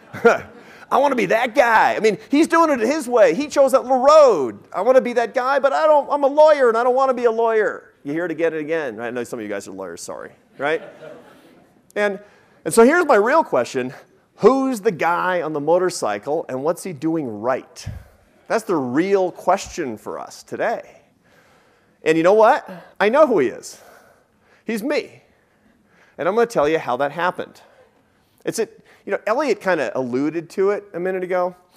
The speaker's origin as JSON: {"language": "English", "town": "Seattle", "region": "Washington", "country": "United States", "tie": "born or raised there", "moved": "yes", "said": "I grew up in Seattle"}